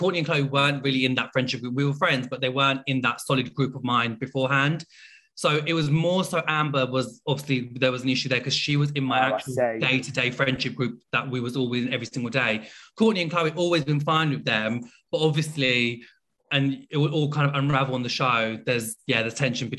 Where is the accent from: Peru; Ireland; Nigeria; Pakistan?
Pakistan; I come from a Muslim background. I'm also Pakistani.